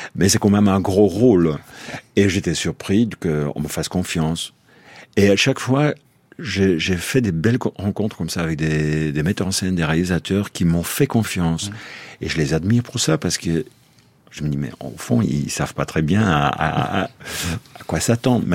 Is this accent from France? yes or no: no; Brussels, Brussels-Capital Region, Belgium; chez nous à Bruxelles.